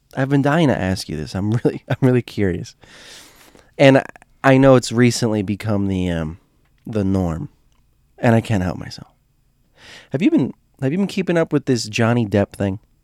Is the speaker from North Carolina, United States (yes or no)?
no; Florida, United States; I grew up in Florida